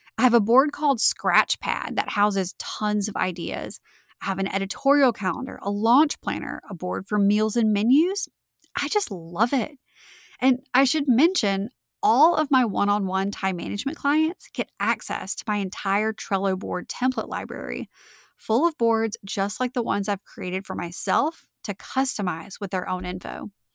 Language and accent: English; Winnfield, Louisiana, United States; moved away as an adult; also born or lived in Mandeville, Louisiana; my hometown of Winfield, Louisiana